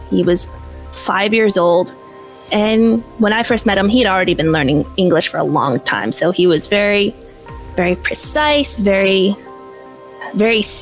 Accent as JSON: {"language": "English", "region": "Midwest", "country": "United States", "tie": "born or raised there", "said": "I was born and raised in the Midwest of the United States. I moved around a lot as a kid. I was homeschooled. And so I like to tell people that I'm a farm girl. I grew up around farms and animals"}